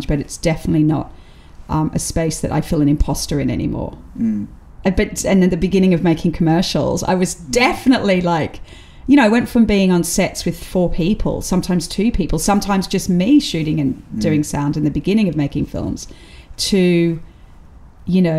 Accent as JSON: {"language": "English", "country": "Australia", "moved": "yes", "lives_now": "United Kingdom", "said": "being Australian allows you to be outside of the class system"}